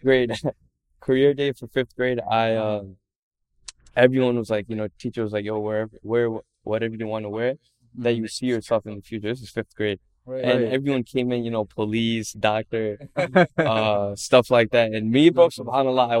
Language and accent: English; Villa Park, Illinois, United States; also born or lived in Chicago, United States; now in Addison, United States; Villa Park is my home. You know, I grew up here